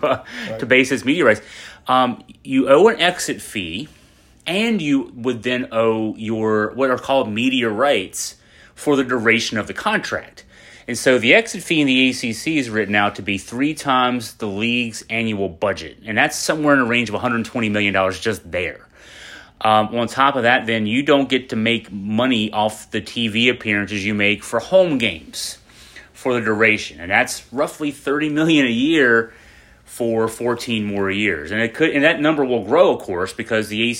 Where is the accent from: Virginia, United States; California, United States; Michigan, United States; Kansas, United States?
Virginia, United States; Western; we're both from Western Virginia